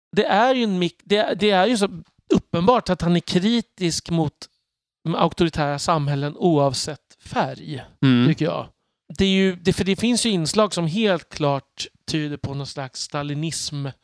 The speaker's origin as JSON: {"language": "Swedish", "town": "Örby", "country": "Sweden", "tie": "born or raised there", "moved": "yes", "said": "var jag i Örby där jag växte upp"}